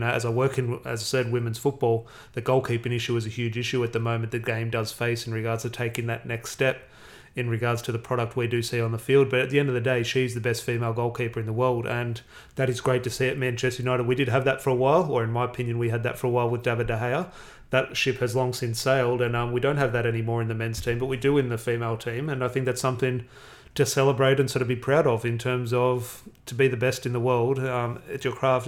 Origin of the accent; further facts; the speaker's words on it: Australia; I'm Australian.